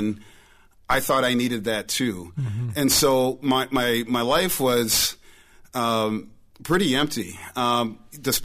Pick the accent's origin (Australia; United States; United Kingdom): United States; St. Paul, Minnesota; I was born and raised in the Twin Cities in St. Paul. So born and raised St. Paulite